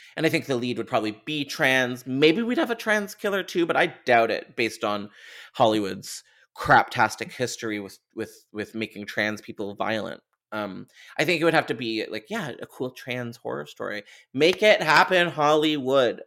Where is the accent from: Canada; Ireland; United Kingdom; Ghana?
Canada; I'm Canadian.